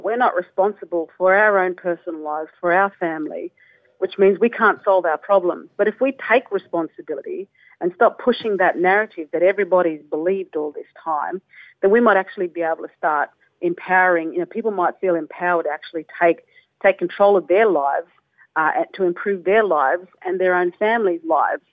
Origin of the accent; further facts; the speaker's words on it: Northern Territory, Australia; I was brought up in the Northern Territory